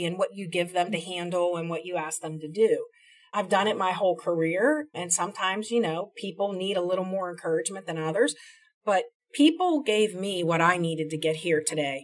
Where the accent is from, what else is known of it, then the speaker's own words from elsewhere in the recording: Columbus, Ohio, United States; moved away; I'm from Columbus, Ohio, originally